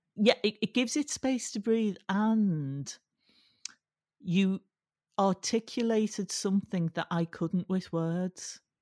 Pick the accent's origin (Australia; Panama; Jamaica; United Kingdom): United Kingdom; Liverpool, North West England; I was brought up in Liverpool